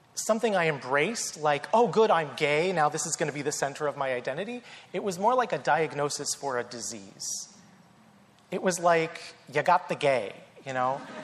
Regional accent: North Carolina, United States; I grew up in the South in North Carolina, grew up Southern Baptist

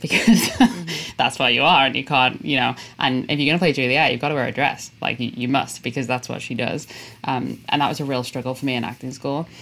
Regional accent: Liverpool, North West England, United Kingdom; moved away; I'm from Liverpool in England uh, originally, and I love it

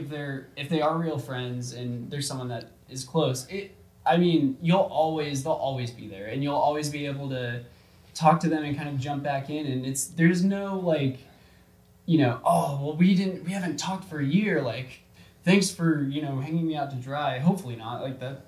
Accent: Georgia, United States; moved away; the people, from Georgia, from my hometown

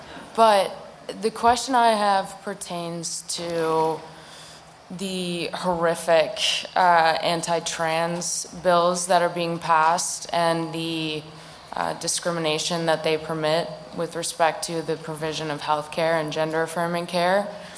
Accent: New York, United States; I'm from New York.

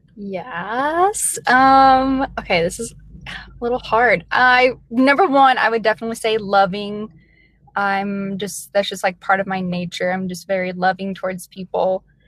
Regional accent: Metropolis, Illinois, United States; also born or lived in Kentucky; now in Iowa, United States; I was born in Kentucky, I was raised in southern Illinois. It's a really small town. Actually, it's the home of Superman

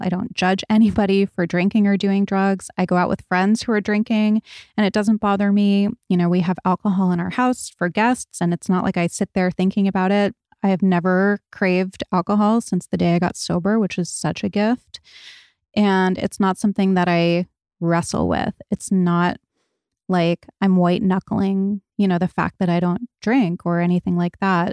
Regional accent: Rhode Island, United States; I grew up in Rhode Island.

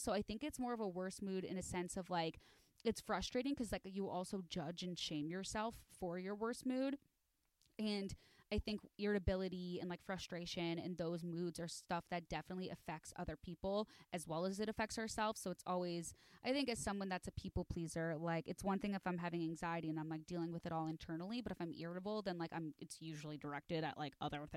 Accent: Chicago, Illinois, United States; I'm from Chicago. And so I say aunt.

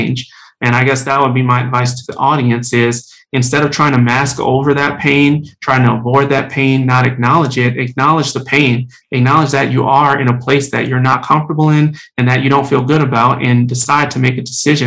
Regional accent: New Orleans, Louisiana, United States; I'm from New Orleans, Louisiana, originally

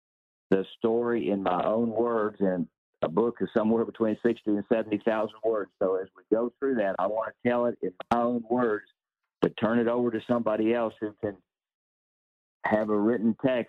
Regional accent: American South, United States; accent: Southern; now in Athens, United States; help me find a piece of software that'll understand the way I speak with my Southern accent.

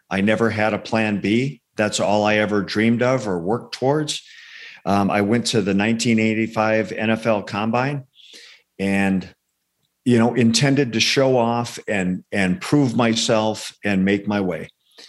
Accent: Arizona, United States; also born or lived in Indiana; Yeah, I was born in Northwest Indiana, just outside Chicago. Moved to Arizona when we were about 10 years old. My family moved out here. I grew up in a blue collar house.

